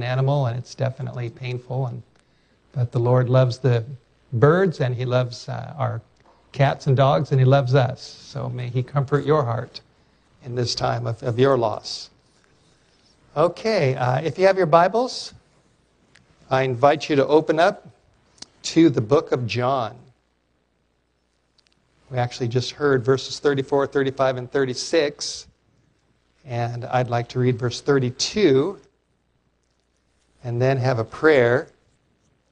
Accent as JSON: {"language": "English", "town": "Los Angeles", "region": "California", "country": "United States", "tie": "born or raised there", "said": "I grew up in North Hollywood area"}